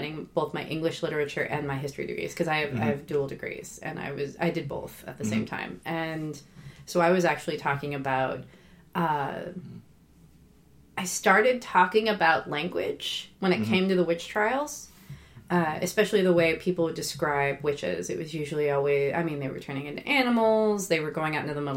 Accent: Oregon, United States; moved away as an adult; also born or lived in Boston; I'm from Oregon

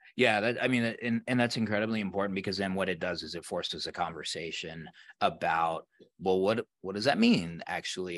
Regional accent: Colorado, United States; here in where I am in Colorado where I, where I grew up.

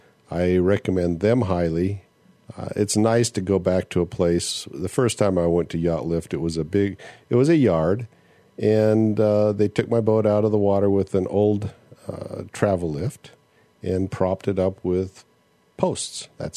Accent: Turkey; now in San Francisco Bay Area, United States; I'm originally from Turkey and have been living in the San Francisco Bay Area for the last 20 years or so.

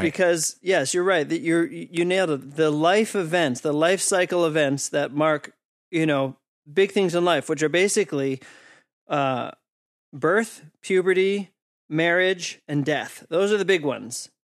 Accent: East Coast, United States; I'm from the East Coast in the U S.

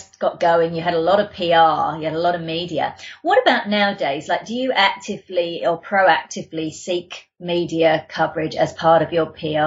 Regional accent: London, United Kingdom; now in Australia; I'm from the UK. I grew up in London.

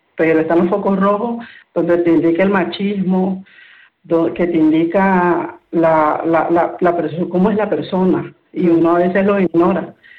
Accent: Nicaragua; moved away as an adult; now in Spain; yo soy de Nicaragua

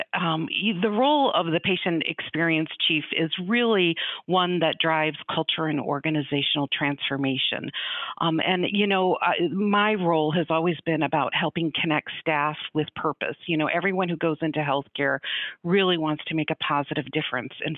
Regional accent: Chicago, Illinois, United States; moved away; also born or lived in Grand Rapids, Michigan / Colorado; I'm originally from the Chicago area

